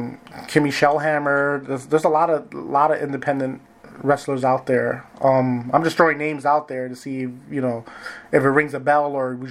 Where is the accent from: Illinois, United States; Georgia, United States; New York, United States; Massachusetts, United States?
New York, United States; now in Wisconsin, United States; Well, I was originally from New York, and now I reside in Wisconsin